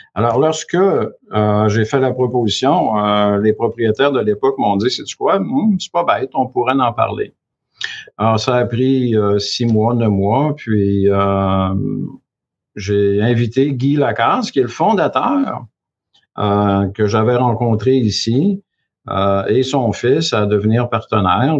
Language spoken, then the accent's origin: French; Quebec, Canada; moved away as an adult; also born or lived in Chicoutimi / Chicago / Vancouver; je suis originaire du Saguenay-Lac-Saint-Jean. Je suis natif du Lac-Saint-Jean.